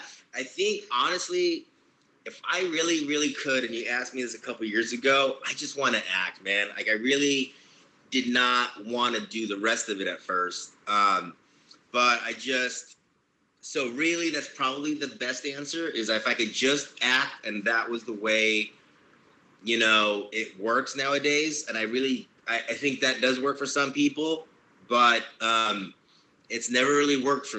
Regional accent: Long Beach, California, United States; I grew up in Long Beach

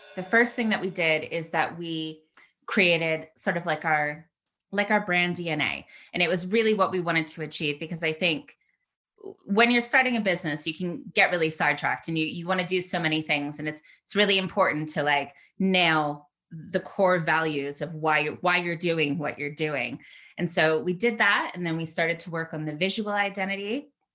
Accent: United States; moved away as an adult; also born or lived in San Francisco; now in United Kingdom; I'm obviously American.

